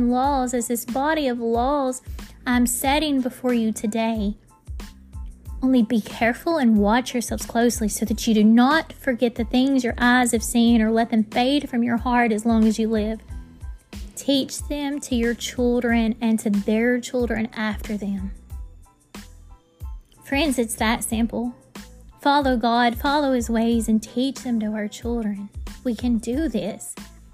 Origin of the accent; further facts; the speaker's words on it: United States; we in our country, we are proud.